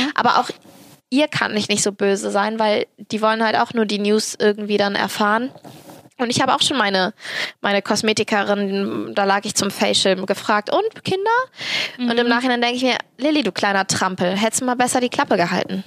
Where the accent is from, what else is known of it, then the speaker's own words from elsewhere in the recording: Cologne, North Rhine-Westphalia, Germany; ich bin Kölnerin und halbe Türkin